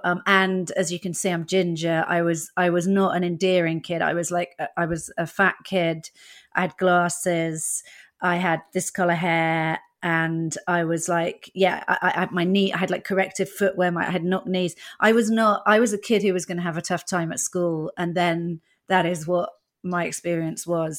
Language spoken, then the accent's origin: English; Dorset, South West England, United Kingdom; first language English; moved away as an adult; also born or lived in Netherlands; I grew up in Dorset.